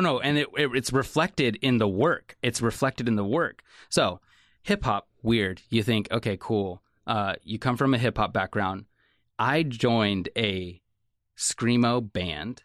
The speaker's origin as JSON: {"language": "English", "town": "Salem", "region": "Oregon", "country": "United States", "tie": "born or raised there", "said": "I grew up in Salem, Oregon, um, and I grew up Section 8 housing all the way through high school"}